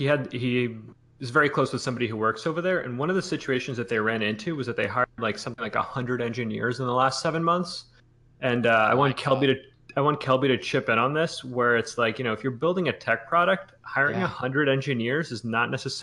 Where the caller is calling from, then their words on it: New York, United States; I am calling from the East Coast. I'm in New York right now.